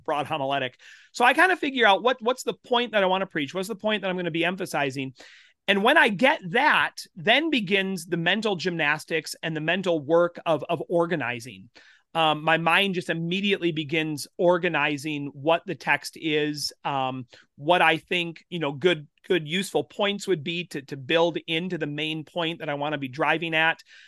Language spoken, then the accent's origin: English; South Central Minnesota, United States; now in Winchester, Kansas, United States; I grew up in South Central Minnesota. Grew up in a rural, uh, community